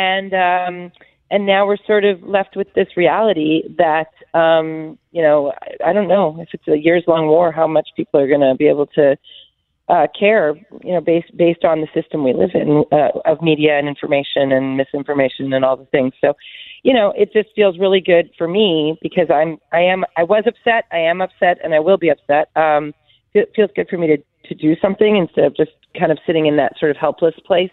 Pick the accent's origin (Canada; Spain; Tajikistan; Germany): Canada; So I'm pretty Ukrainian. But I think I'm very Canadian.